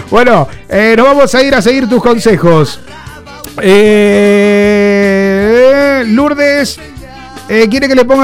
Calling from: Mar del Plata, Buenos Aires Province, Argentina; soy de Mar del Plata, Argentina.

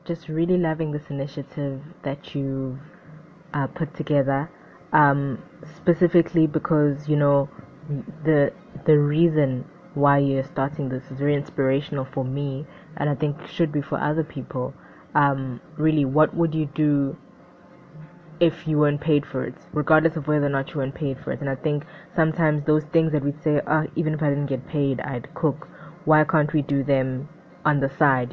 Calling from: Durban, KwaZulu-Natal, South Africa; I'm calling in from Durban, South Africa

